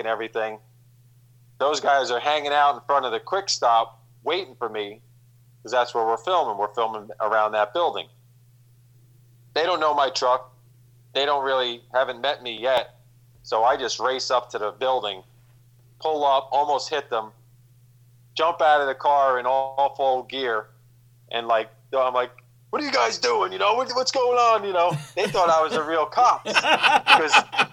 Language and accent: English; New Jersey, United States; I'm from Jersey